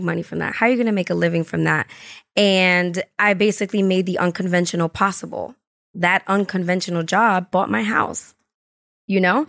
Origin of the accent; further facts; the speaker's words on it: New York City, New York, United States; I'm from the Bronx, so I'm from Highbridge and born and raised